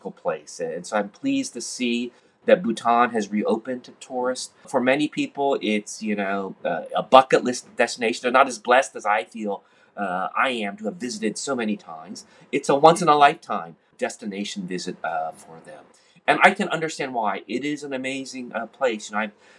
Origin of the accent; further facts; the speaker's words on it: United States; moved away; also born or lived in Hong Kong; I'm an American, but I was living at that time in Hong Kong